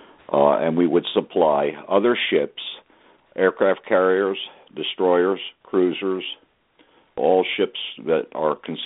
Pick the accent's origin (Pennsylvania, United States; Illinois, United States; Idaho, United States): Pennsylvania, United States; Philadelphia; moved away as an adult; also born or lived in Bremerton, Washington; I was from Philadelphia